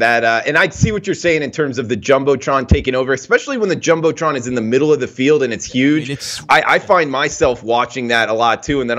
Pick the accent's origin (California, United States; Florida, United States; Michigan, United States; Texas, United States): Florida, United States; South; moved away as an adult; also born or lived in Auburn, Alabama; growing up in South Florida. I went to Auburn